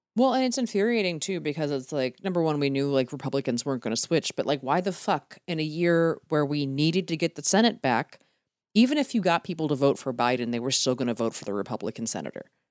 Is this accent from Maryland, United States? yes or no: yes; Glen Burnie, Maryland, United States; moved away; Saverna Park, Glen Burnie, it's just south of Baltimore.